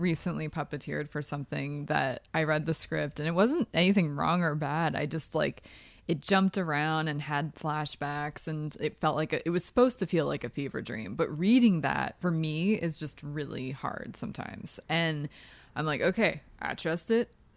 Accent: New Hope, Pennsylvania, United States; I am from New Hope, Pennsylvania.

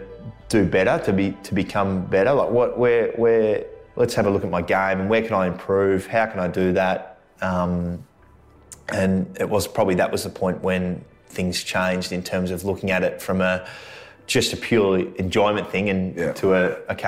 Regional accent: Melbourne, Victoria, Australia; moved away as an adult; now in Sydney, Australia; I grew up in Melbourne, family of a lot of AFL players around me, my cousins, my dad and grandfather played. But I moved up to Sydney at the end of 2009

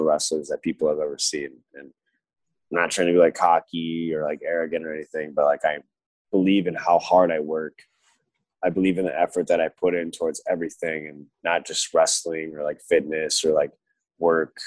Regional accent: Michigan, United States; growing up in Michigan

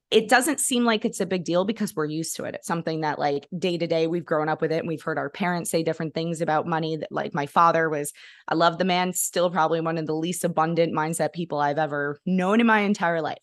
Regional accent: New York, United States; now in Kentucky, United States; I grew up in New York

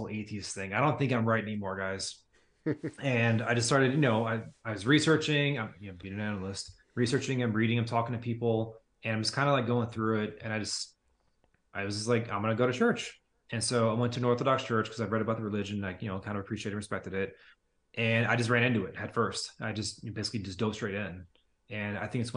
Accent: United States; I'm an American.

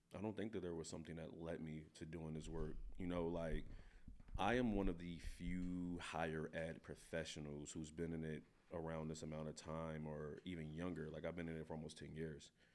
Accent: Philadelphia, Pennsylvania, United States; moved away as an adult; now in Pullman, United States; I'm from North Philadelphia.

